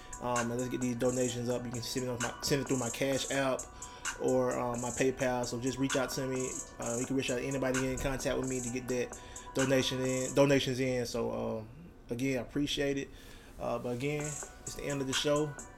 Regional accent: Troy, Alabama, United States; my back-to-school drive coming July 14th in my hometown, Troy, Alabama.

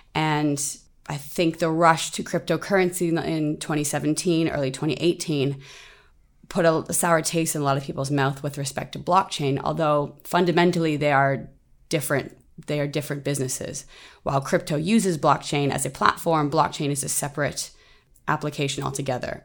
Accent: Canada; moved away as an adult; now in Singapore; I'm originally from Canada. I've lived in Singapore now for two years

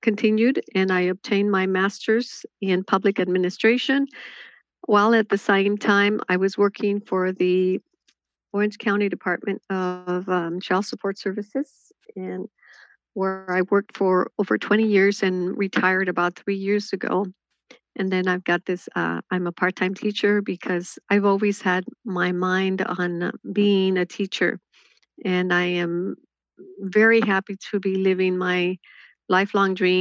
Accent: Jalisco, Mexico; now in United States; I was born in Jalisco.

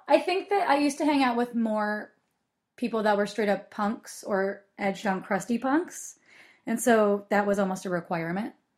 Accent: Portland, United States; growing up in Portland

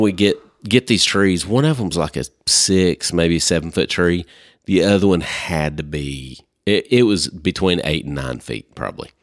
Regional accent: Arkansas, United States; We're from Li-, we're from Arkansas

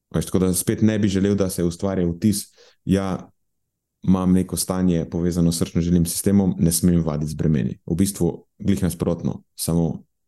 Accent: Murska Sobota, Pomurje, Slovenia; moved away; iz mojega kraja, v Murski soboti

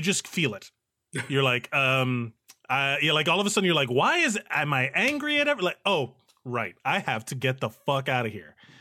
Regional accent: Miami, Florida, United States; moved away as an adult; now in New York City, United States; we are both, uh, born and raised in Miami, Florida, from Cuban families

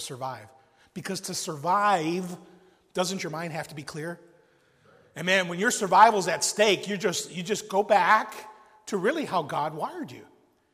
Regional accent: Chicago, Illinois, United States; I grew up in South Chicago

